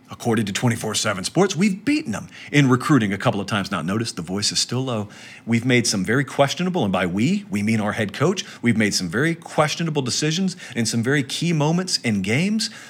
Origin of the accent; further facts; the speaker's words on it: Georgia, United States; I'm from Georgia.